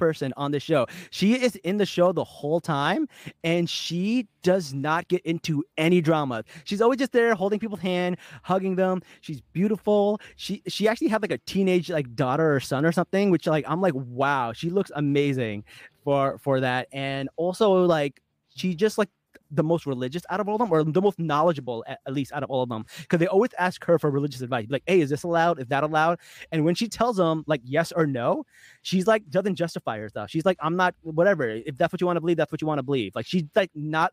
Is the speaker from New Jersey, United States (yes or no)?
yes; Newark, New Jersey, United States; moved away as an adult; I grew up in Newark, New Jersey. I was there till I was like 20